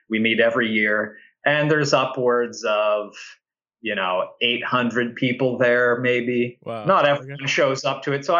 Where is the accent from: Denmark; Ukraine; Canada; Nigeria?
Canada; Ottawa, Ontario; I grew up in Ottawa, which is where I'm at now, in Ottawa in Canada